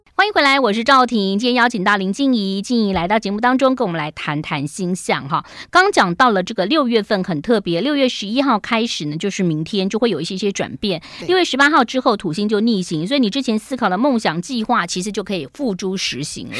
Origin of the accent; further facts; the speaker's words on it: Jinshan Street, Taipei, Taiwan; 我们从小时候住在金山街